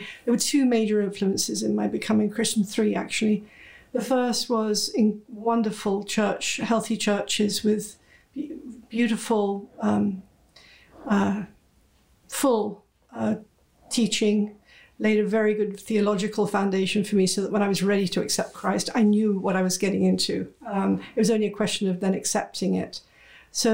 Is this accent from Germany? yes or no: no; United Kingdom; moved away as an adult; now in United States; I'm British, but I'm also a proud American. I've been in this country nearly 30 years. I came here with my husband's job.